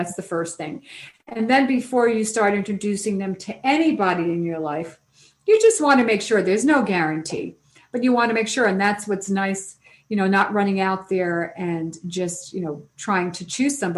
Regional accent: New York City, New York, United States; I come from New York City

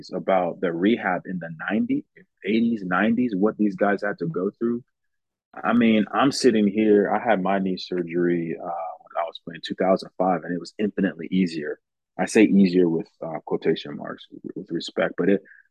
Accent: United States; So I grew up in America, United States, and I played American football.

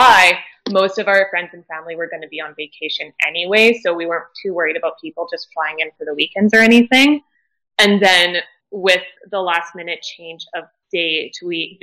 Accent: Canada; we're all from Canada

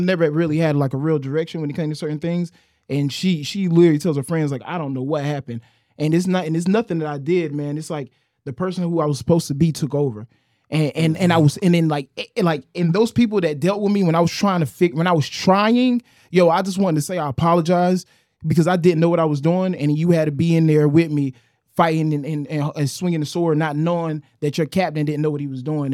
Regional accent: New Bern, North Carolina, United States; I'm from New Bern, North Carolina, bro. I lived in the trailer parks.

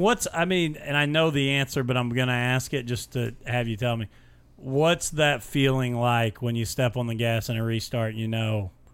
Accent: Mitchell, Indiana, United States; this is a kid from my hometown and where I graduated high school

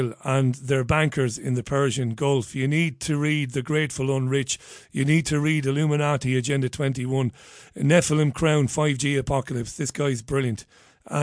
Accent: Ireland; I grew up in Catholic Ireland

